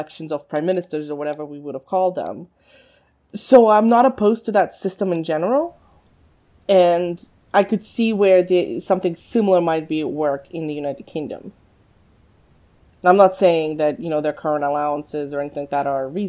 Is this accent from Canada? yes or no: yes; Canada; also born or lived in Russia; as a Canadian, technically, Queen Elizabeth is the head of my government